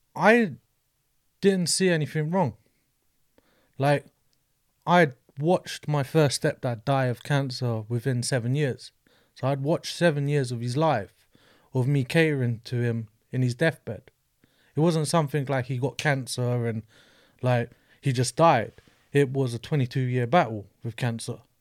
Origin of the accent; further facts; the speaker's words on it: London, United Kingdom; grew up in an estate in Brixton